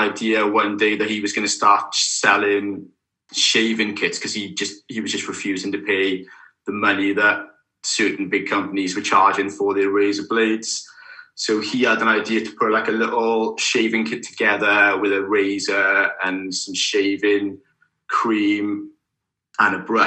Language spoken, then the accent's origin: English; Caerphilly, Wales, United Kingdom; I'm originally from Caerphilly, which is just down the road from Newport